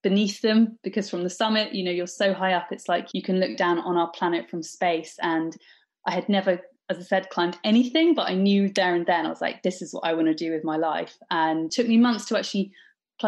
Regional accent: Wokingham, South East England, United Kingdom; I grew up in Wokingham, a little town in Berkshire.

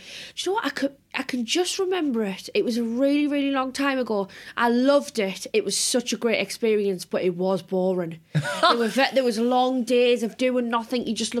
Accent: Sunderland, North East England, United Kingdom; accent: Mackem; So I was born in Sunderland.

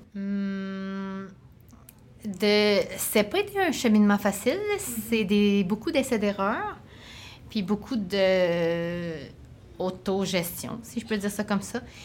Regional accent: Sherbrooke, Quebec, Canada; je viens de Sherbrooke

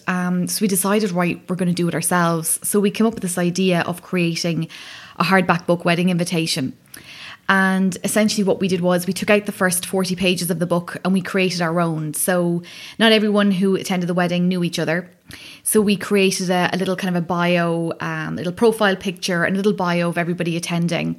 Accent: County Wicklow, Ireland; moved away; we're both from Wicklow.

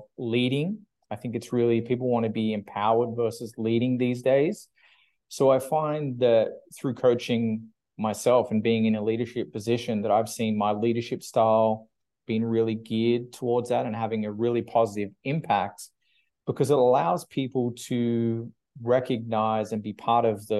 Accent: Australia; moved away as an adult; also born or lived in United Kingdom; now in Vancouver, Canada; I'm originally from Australia

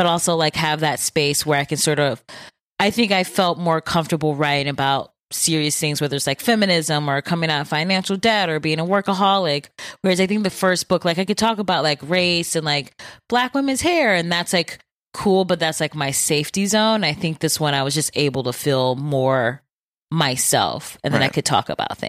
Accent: Bedford Heights, Ohio, United States; also born or lived in Solon; I grew up in Bedford Heights and then moved to Solon for high school.

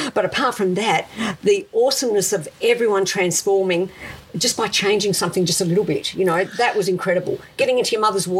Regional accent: Adelaide, South Australia, Australia; English is a second language; moved away as an adult; also born or lived in Italy; now in Melbourne, Australia; I grew up in South Australia.

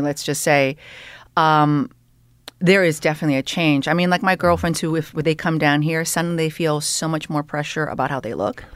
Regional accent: Canada; moved away as an adult; also born or lived in Toronto; now in Los Angeles, United States; I am Canadian

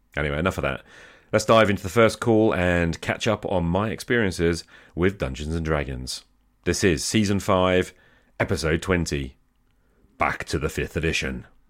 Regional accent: United Kingdom; I'm British

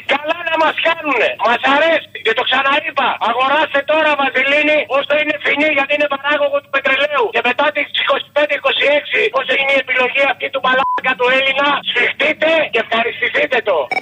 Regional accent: Samos, North Aegean, Greece; Κατάγομαι από τη Σάμο

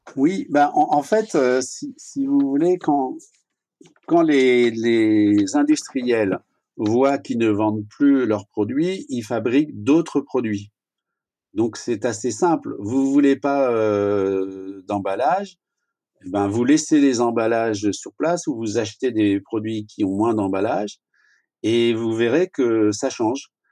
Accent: France; chez nous en France

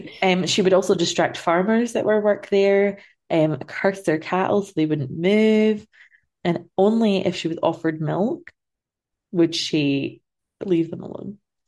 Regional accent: Central Belt, Scotland, United Kingdom; accent: central belty; I'm too central belty now for it.

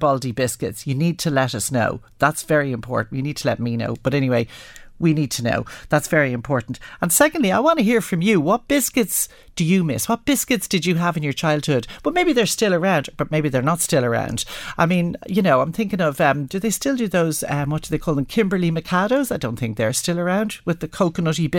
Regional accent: Dublin, Leinster, Ireland; growing up in Dublin

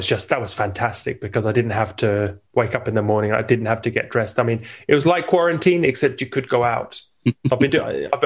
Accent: England, United Kingdom; moved away as an adult; now in Italy; originally, I'm English. I'm an immigrant here in Italy

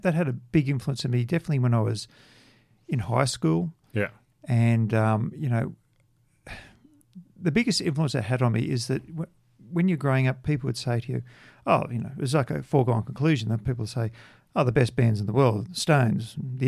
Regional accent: Australia; growing up in Australia. I mean, Australia, particularly through the 70s

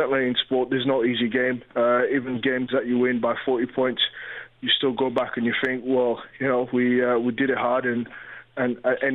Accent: London, United Kingdom; I live in North London. I'm a North London. You know, I grew up in North London. I know the area inside out. I'm local

